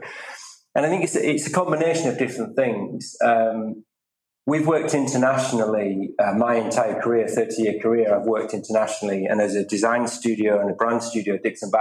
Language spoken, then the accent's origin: English; England, United Kingdom; I'm very proud of being British and English, but I'm also European